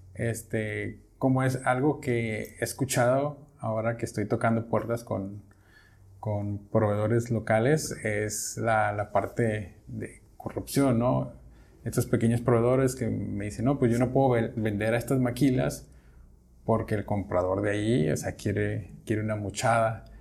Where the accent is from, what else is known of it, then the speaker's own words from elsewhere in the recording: Mexico; yo como, como mexicano